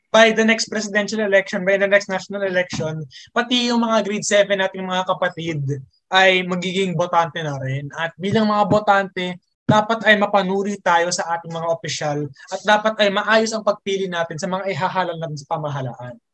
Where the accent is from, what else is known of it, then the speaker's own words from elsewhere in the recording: Philippines; Kasi Pilipino pa rin naman ako eh.